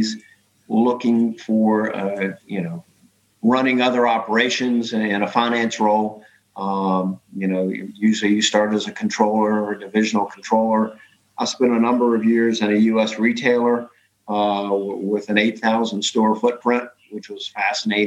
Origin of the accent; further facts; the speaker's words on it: United States; being an American